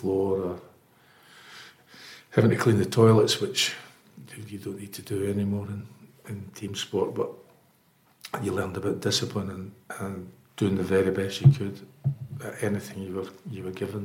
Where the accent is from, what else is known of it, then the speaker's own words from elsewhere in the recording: Scotland, United Kingdom; moved away as an adult; I was on a train that afternoon back to Scotland. And 2 weeks later, I was at university and signed part-time for a club not far from my hometown called Morwell